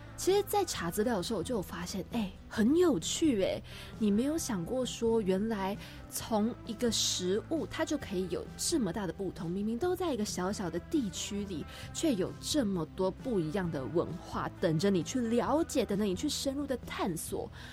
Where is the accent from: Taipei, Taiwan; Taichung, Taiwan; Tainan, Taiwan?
Taipei, Taiwan; 我是一直在台北长大的小孩